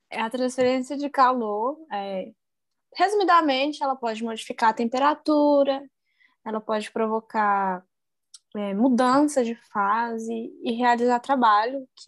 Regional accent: Brasília, Federal District, Brazil; now in Angra dos Reis, Brazil; Eu vim de Brasília para trabalhar aqui em Angra.

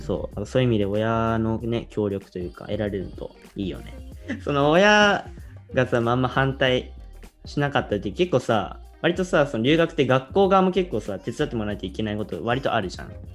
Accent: Japan; moved away as an adult; now in United States; 日本人とはいえそう僕みたいにこうずっと日本の高校に来た子

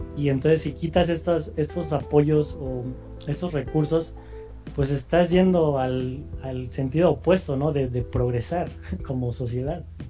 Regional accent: Mexico; nosotros como mexicanos

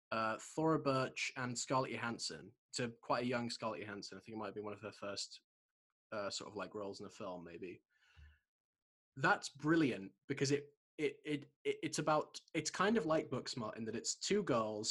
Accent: Shropshire, West Midlands, United Kingdom; I grew up in Shropshire, so it's a very sort of conservative place.

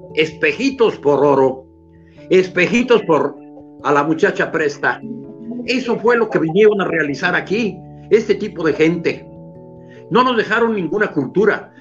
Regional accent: Mexico; Nosotros que somos ni españoles ni indígenas, sino somos una mezcolanza, somos criollos, somos una raza

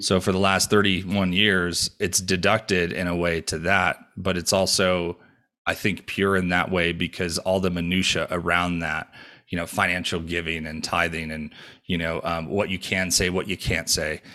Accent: New York, United States; now in Denver, United States; I was born and raised in New York

